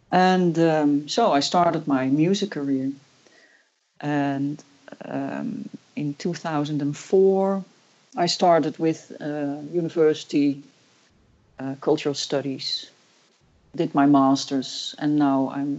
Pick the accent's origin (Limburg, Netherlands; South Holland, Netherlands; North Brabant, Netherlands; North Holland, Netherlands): North Holland, Netherlands; Heemstede; also born or lived in Nijmegen; Well, I'm from Holland.